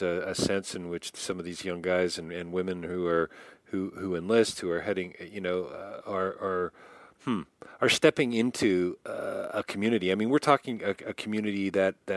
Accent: Canada; as a Canadian

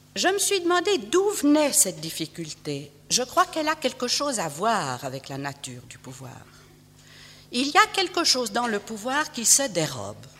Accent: Switzerland; je suis suisse et que je vis en Suisse

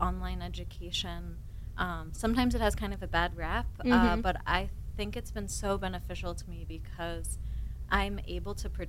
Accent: Vermont, United States; moved away; I grew up, you know, I grew up in Vermont.

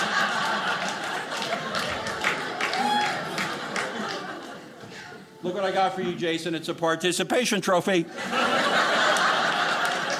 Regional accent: Los Angeles, California, United States; I was born and raised in Los Angeles

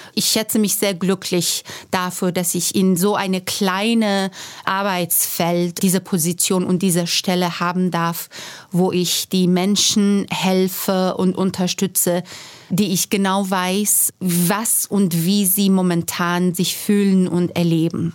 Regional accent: Iran; German is a second language; moved away as an adult; now in Germany; ich komme ähm, aus dem Iran, bin im Iran gewachsen und auch studiert und ich musste 2009 aus politischen Gründen das Land verlassen und nach Deutschland fliehen

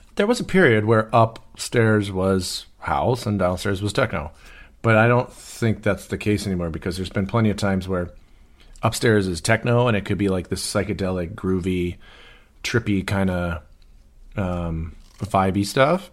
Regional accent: Detroit, Michigan, United States; moved away; also born or lived in Birmingham, Michigan; I'm growing up in Detroit, or outside of Detroit

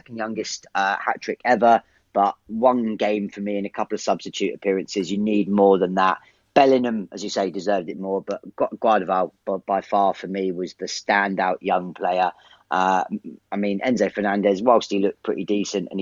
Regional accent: England, United Kingdom; I'm English to the core

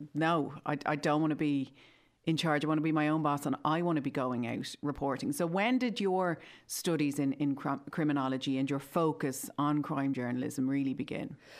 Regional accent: Ireland; growing up in Ireland

